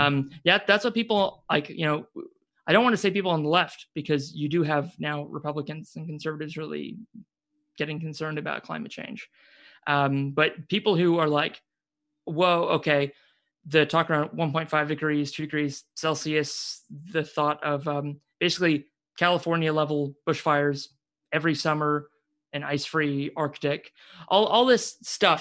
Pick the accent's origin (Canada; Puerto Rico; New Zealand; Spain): New Zealand; Waikato; moved away; also born or lived in Suzhou, China; the area I'm from, Waikato